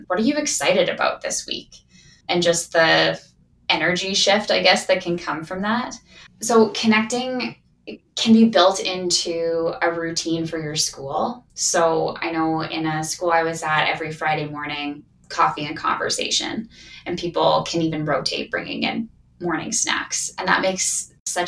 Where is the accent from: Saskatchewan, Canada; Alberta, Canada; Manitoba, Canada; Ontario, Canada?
Saskatchewan, Canada; now in Calgary, Canada; I'm from Saskatchewan